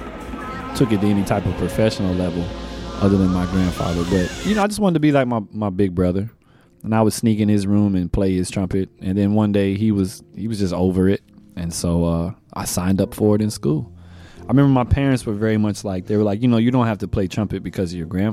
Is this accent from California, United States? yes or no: no; Florida, United States; I was born in Florida